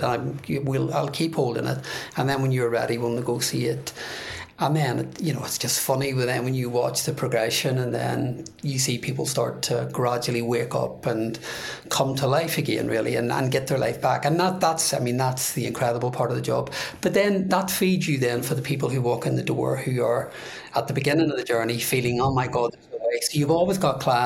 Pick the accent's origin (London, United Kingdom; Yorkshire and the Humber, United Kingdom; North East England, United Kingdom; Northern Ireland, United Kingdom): Northern Ireland, United Kingdom; Belfast; moved away; I'm growing up in Northern Ireland